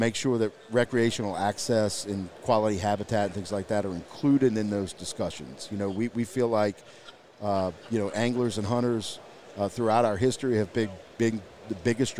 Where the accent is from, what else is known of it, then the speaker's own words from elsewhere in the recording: Louisiana, United States; moved away; back in my home state in Louisiana